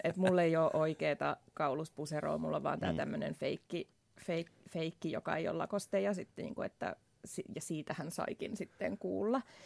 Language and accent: Finnish; Vantaa, Uusimaa, Finland; mä oon syntynyt Vantaalla